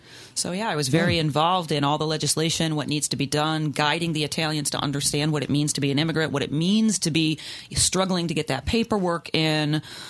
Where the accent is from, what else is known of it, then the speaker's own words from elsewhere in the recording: Rochester, New York, United States; moved away as an adult; also born or lived in Mantua, Italy / White Plains, New York; I was born and raised in Rochester, specifically in Gates, okay, where I lived until I was 20, and then I went to Purchase, SUNY Purchase, down in White Plains.